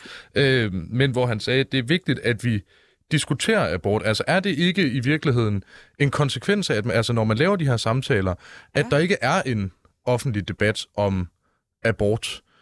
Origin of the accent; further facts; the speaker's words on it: Mårslet, Central Denmark Region, Denmark; jeg er fra Morslet.